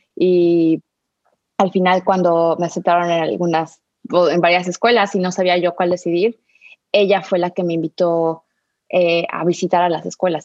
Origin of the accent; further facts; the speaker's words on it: Mexico City, Mexico; moved away; crecí en la Ciudad de México